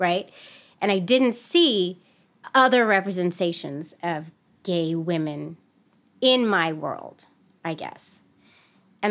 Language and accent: English; San Francisco, California, United States; grew up in the city of San Francisco in the 80s and 90s